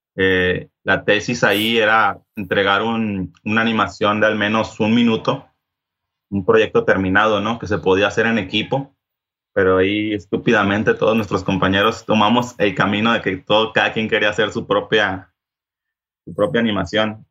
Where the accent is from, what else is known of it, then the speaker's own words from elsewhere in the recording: Culiacán, Sinaloa, Mexico; yo soy de Culiacán, Sinaloa